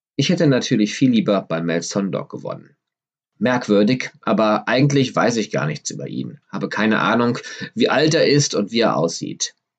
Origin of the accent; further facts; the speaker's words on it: Düsseldorf, North Rhine-Westphalia, Germany; an der Shadowstraße in Düsseldorf, meiner Heimatstadt